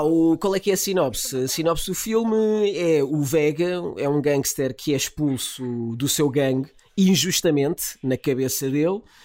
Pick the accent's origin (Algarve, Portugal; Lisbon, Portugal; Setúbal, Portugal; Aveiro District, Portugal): Lisbon, Portugal; sou uma criança da picheleira